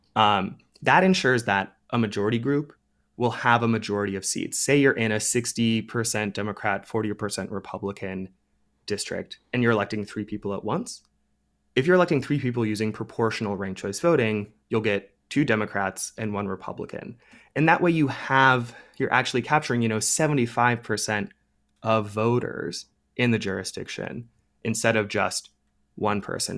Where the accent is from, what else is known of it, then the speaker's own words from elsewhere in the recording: Ohio, United States; my home state of Ohio